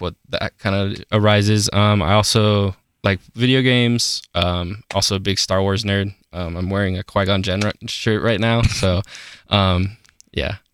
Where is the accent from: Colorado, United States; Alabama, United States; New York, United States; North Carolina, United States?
Colorado, United States; Aurora; I am from Aurora, Colorado. Yeah, basically just like thirty minutes outside of Denver.